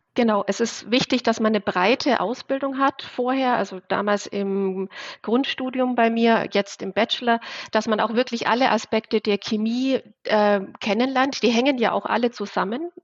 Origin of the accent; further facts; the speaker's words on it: Bavaria, Germany; Also ich komme aus Bayern, aus so einem kleinen 500 Zehlendorf dort